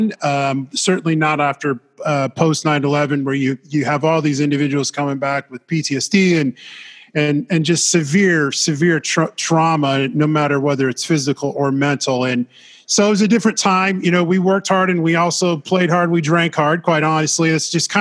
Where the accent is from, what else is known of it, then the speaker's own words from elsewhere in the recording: Des Moines, Iowa, United States; moved away as an adult; I'm from Iowa, central Iowa, Des Moines area